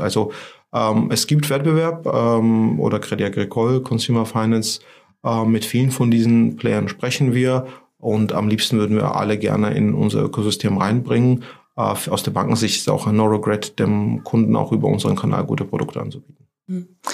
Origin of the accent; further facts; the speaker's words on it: Georgia; German is a second language; moved away as an adult; now in Germany; ich komme aus Georgien